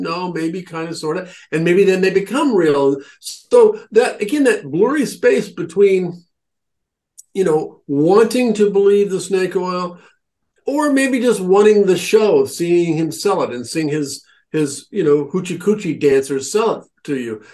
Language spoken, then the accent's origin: English; Nebraska, United States; now in Cornwall, Connecticut, United States; where I grew up in Nebraska